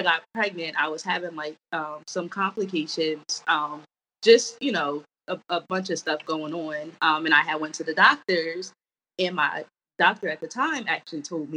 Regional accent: New Jersey, United States; now in DMV area, United States; We are from Jersey, living in the DMV area currently.

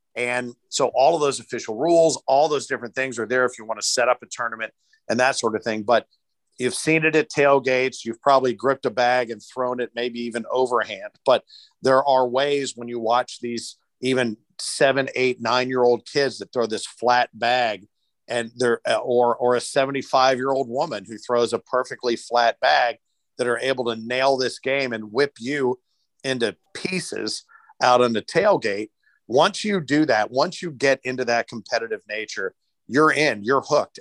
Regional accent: Louisville, Kentucky, United States; now in Cincinnati, United States; I was born in Louisville, but have worked in Cincinnati and lived in Cincinnati for more years than I lived in Louisville

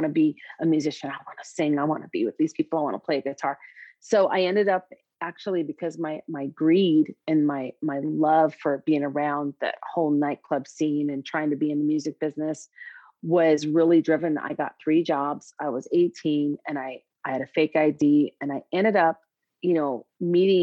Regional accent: Minneapolis, Minnesota, United States; I'm from Minneapolis

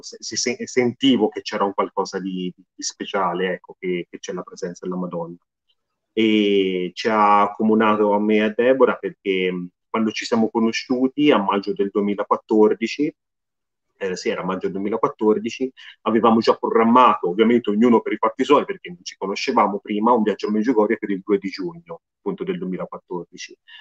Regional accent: Tuscany, Italy; sono toscano

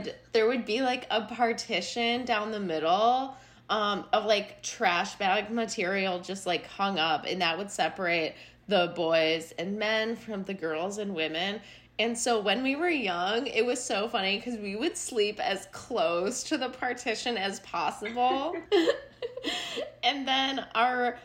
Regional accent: Chicago, Illinois, United States; accent: Chicago; my Chicago accent

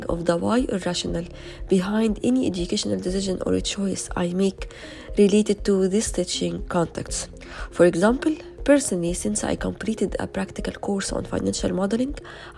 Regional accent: Egypt; from Egypt

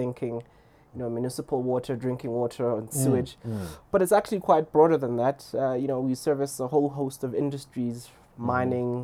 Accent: Lesotho; moved away; also born or lived in Stellenbosch; I grew up in Lesotho and I grew up in a village.

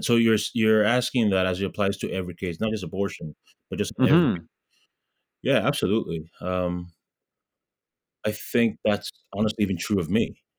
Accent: Ghana; especially as, you know, Ghanaians, you know, being a Ghanaian, we are very giving, we're very supportive

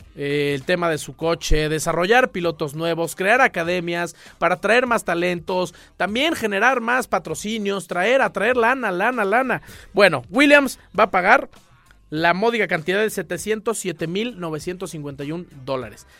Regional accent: Mexico; todos como mexicanos

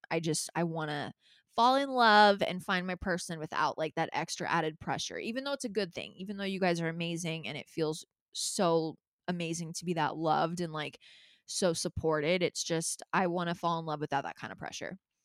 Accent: Calabasas, California, United States; I grew up in Calabasas

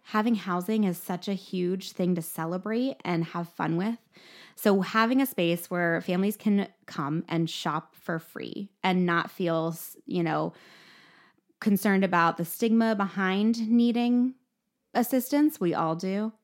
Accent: Mifflinburg, Pennsylvania, United States; I was raised in Mifflinburg, so just a few miles from here in Milton.

